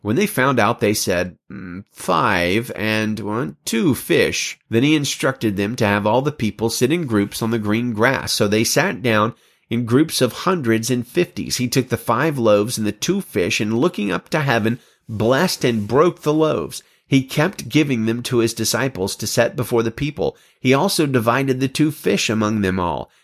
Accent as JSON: {"language": "English", "region": "Alabama", "country": "United States", "said": "I'm from Alabama"}